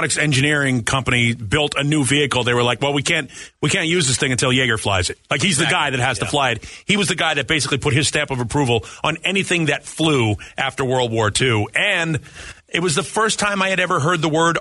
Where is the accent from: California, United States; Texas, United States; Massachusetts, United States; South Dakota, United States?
Massachusetts, United States; Boston; I'm from Boston. I grew up in Boston.